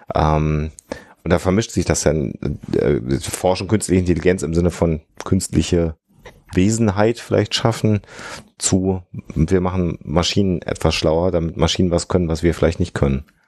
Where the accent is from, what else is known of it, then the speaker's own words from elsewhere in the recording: Düsseldorf, North Rhine-Westphalia, Germany; ich als Düsseldorfer